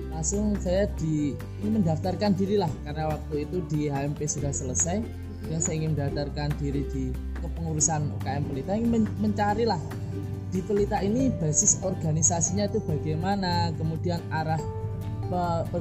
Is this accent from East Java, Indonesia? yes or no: yes; Genteng, East Java, Indonesia; Saya asli dari Banyuwangi, hmm. alamatnya